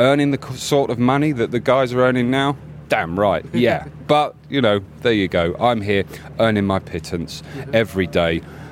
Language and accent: English; United Kingdom; as a Brit